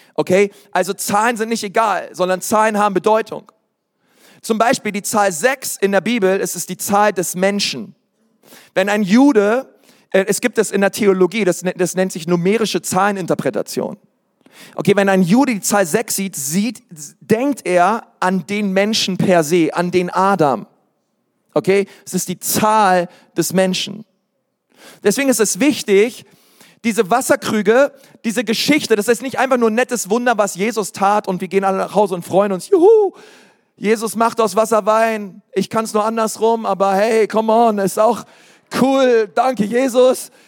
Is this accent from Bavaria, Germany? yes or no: yes; Bavaria, Germany; hier bei uns in Bayern